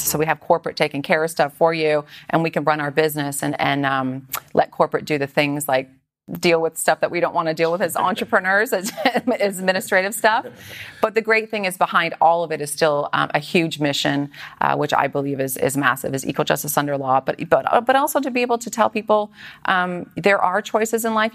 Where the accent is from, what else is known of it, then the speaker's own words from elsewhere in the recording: Aldergrove, British Columbia, Canada; moved away as an adult; also born or lived in Edmonton, Alberta / Vancouver; now in San Diego, United States; Originally, I was born in Edmonton. Okay. And then I moved to Vancouver area, just outside of uh, Vancouver, in a little small town with 5,000 people called Aldergrove.